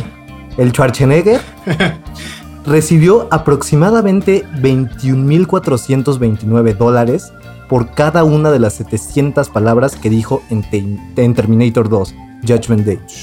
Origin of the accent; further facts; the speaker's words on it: Mexico; nosotros siendo mexicanos